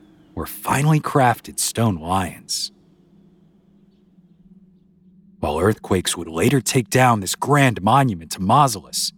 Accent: New Orleans, Louisiana, United States; I grew up down in New Orleans

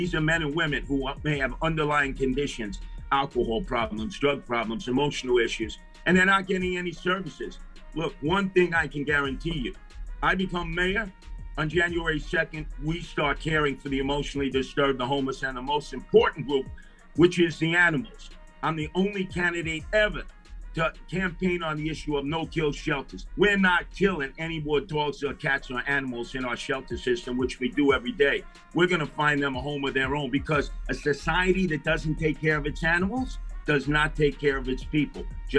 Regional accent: New York City, New York, United States; That's where I spent a whole bunch of years while I was growing up in Canarsie, up in Fordham and Webster

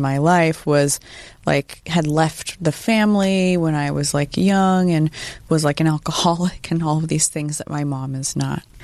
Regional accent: Sacramento, California, United States; I grew up in Sacramento

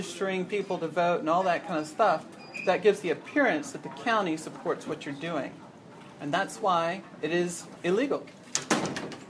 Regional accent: Pasadena, Texas, United States; I grew up in Pasadena, just down from the Klan

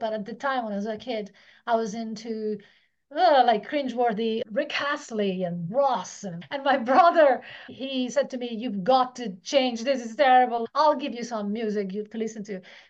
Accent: Italy; moved away as an adult; Yeah, so I'm Italian. So until I was 18, I lived in Italy.

